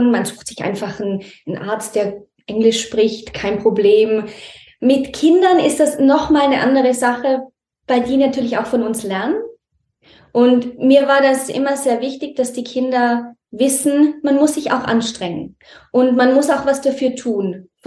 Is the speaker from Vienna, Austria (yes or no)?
no; Tyrol, Austria; Und in Tirol, wo ich aufgewachsen bin, gehe ich aus der Haustür raus und ich bin da.